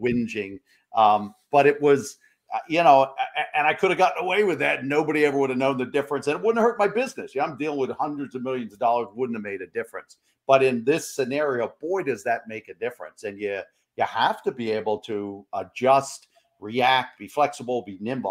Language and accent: English; New York, United States; we're fellow uh, fellow New Yorkers